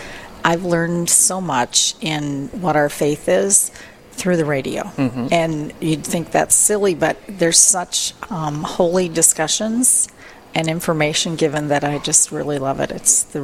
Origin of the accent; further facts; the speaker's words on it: Rochester, Minnesota, United States; Born and raised in Rochester, a parishioner at St. Bridget's Catholic Church, the smallest, but the oldest church in our diocese, near the little burb of Simpson.